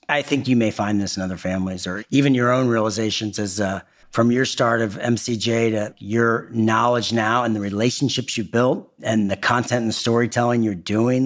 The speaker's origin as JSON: {"language": "English", "town": "Indianapolis", "region": "Indiana", "country": "United States", "tie": "born or raised there", "also_born_or_lived": "Northern California", "moved": "yes", "said": "I'm a Hoosier. I'm from Indiana. I spend a lot of my time in beautiful Northern California and I'm back in my home state and home city of Indianapolis a lot"}